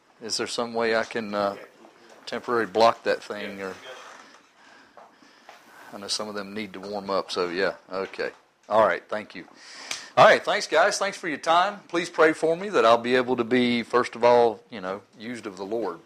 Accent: Oklahoma, United States; I was born in Oklahoma.

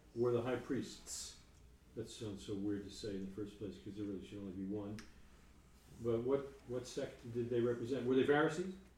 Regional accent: New York, United States; I'm from New York

